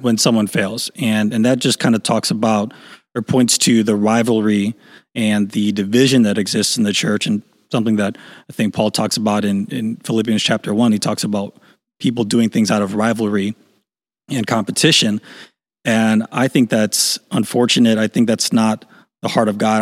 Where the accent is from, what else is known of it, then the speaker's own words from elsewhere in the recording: Chicago, Illinois, United States; I grew up in Chicago